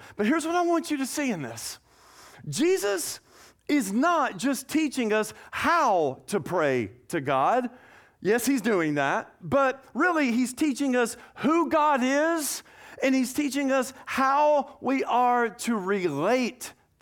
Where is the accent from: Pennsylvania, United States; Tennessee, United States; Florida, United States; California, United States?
Tennessee, United States; Nashville; moved away as an adult; also born or lived in Tuscaloosa, Alabama / Scottsdale, Arizona / McKinney, Texas; now in Acadiana, United States; born and raised in Nashville, Tennessee.